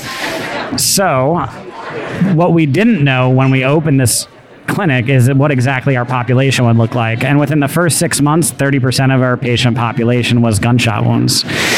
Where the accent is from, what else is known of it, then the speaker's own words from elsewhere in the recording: New York City, New York, United States; I'm from New York, New York.